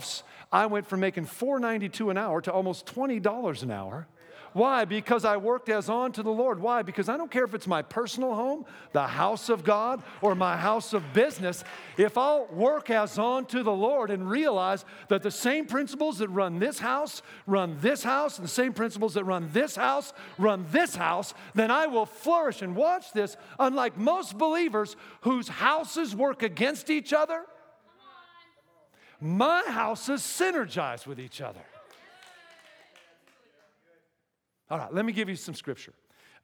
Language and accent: English; Seattle, Washington, United States; moved away as an adult; I'm from Seattle